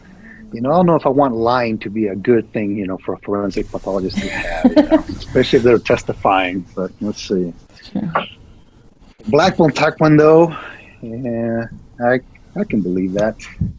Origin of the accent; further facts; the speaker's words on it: Lima, Peru; also born or lived in Ayacucho, Peru; now in Georgia, United States; When I grew up in Peru, we were learning English and Spanish, you know, but Quechua was not even a part of it at that time.